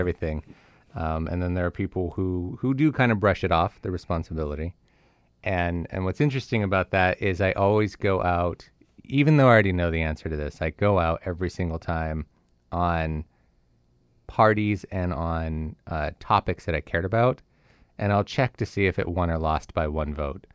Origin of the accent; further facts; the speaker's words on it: California, United States; moved away; I grew up in California